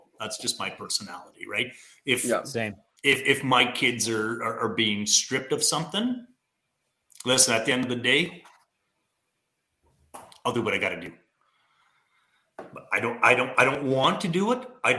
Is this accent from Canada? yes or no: yes; Canada; You're an American, I'm a Canadian.